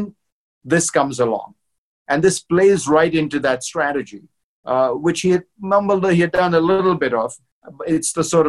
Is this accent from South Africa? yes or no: no; India; moved away; I'm not a Christian, but I grew up in India and went to Christian school my whole life